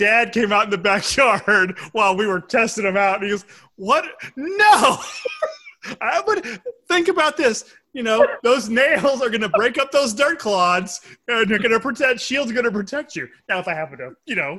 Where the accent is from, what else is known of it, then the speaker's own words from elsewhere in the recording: Lake Charles, Louisiana, United States; where I lived growing up in Lake Charles, our street went one further block further